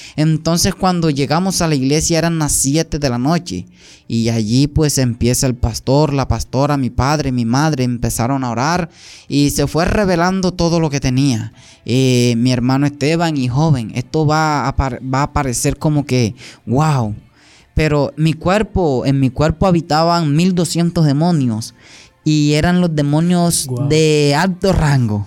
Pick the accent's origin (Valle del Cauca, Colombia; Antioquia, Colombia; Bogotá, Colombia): Antioquia, Colombia; near Caucasia; also born or lived in San Pedro, Sucre, Colombia; soy nacido allá y también criado en, Antioquia, en una parte de Antioquia, la vía Caucasia